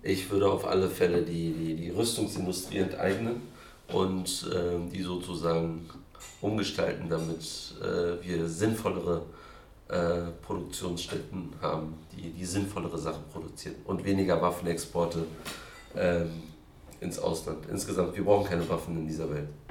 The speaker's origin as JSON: {"language": "German", "region": "Berlin", "country": "Germany", "tie": "born or raised there", "also_born_or_lived": "Kreuzberg, Berlin", "said": "Ich bin in Berlin-Kreuzberg geboren und aufgewachsen in Neukölln"}